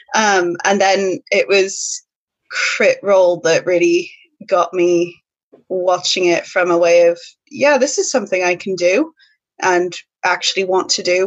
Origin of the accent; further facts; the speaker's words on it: United States; moved away as an adult; now in United Kingdom; an American speaking, well, live, who's lived in the UK for eleven years now